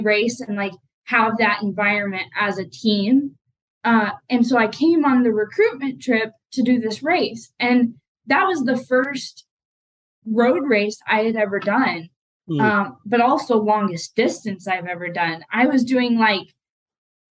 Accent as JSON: {"language": "English", "region": "Arizona", "country": "United States", "tie": "born or raised there", "moved": "yes", "said": "I was born and raised in Arizona"}